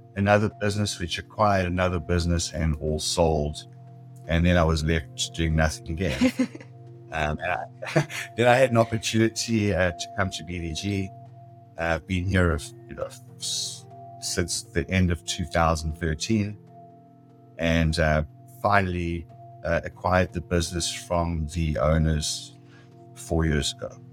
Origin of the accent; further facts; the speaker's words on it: South Africa; moved away as an adult; now in San Diego, United States; I was born in South Africa. I immigrated um, when I was uh, 40 years old.